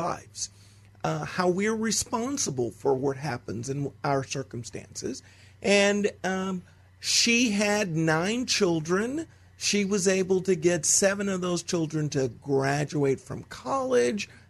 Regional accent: Texas, United States; I was born in Texas

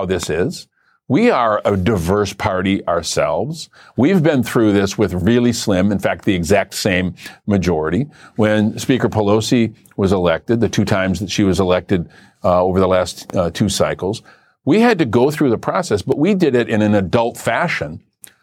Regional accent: Flint, Michigan, United States; my hometown of Flint

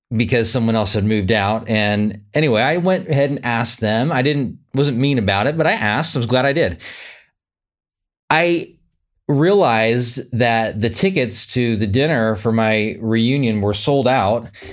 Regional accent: Sacramento, California, United States; moved away; Sacramento, California, my hometown

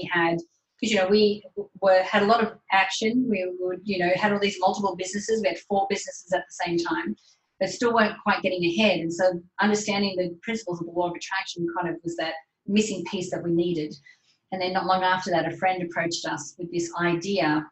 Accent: Australia; accent: Australian; I'm obviously Australian. You can tell from my accent.

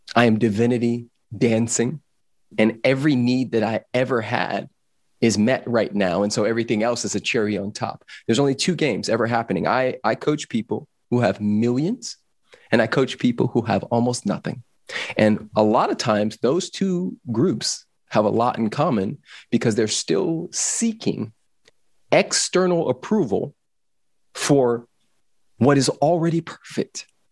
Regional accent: Los Angeles, California, United States; I grew up in Los Angeles

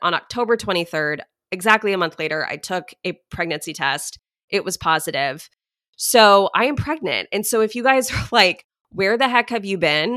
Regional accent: Dallas, Texas, United States; also born or lived in Houston; I grew up in Dallas

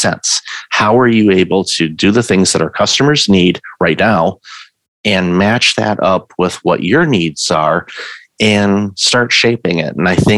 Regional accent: Detroit, Michigan, United States; moved away; I'm originally from Detroit

